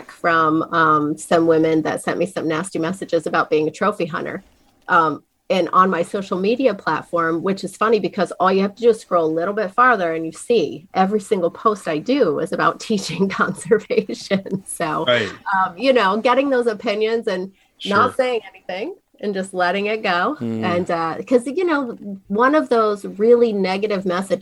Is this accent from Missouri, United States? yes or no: no; near Wellsboro, Pine Creek Gorge, Pennsylvania, United States; I grew up, you know, running around the mountains in a little town called Asif down in, you know, outside of Wellsboro, Pine Creek Gorge running through